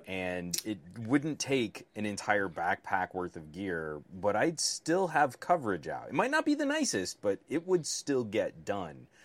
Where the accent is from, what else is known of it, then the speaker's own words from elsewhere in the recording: United States; as a American